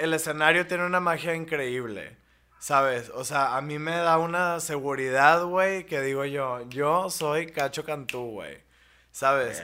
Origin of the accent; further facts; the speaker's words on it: Monterrey, Nuevo León, Mexico; en mi ciudad, en mi ciudad natal